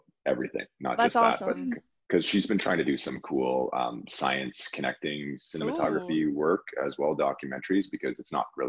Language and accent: English; Sault Ste. Marie, Ontario, Canada; Sault Ste. Marie, my hometown